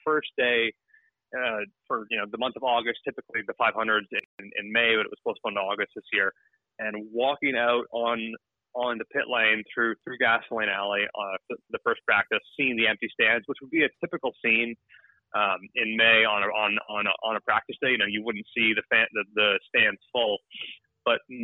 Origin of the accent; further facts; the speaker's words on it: Toronto, Ontario, Canada; I'm from Toronto, Ontario, so at my family cottage